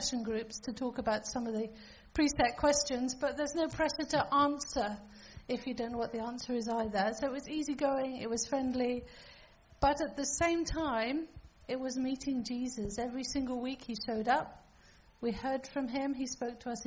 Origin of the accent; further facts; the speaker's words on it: Falkland Islands; I'm from the Falkland Islands, and that's where I grew up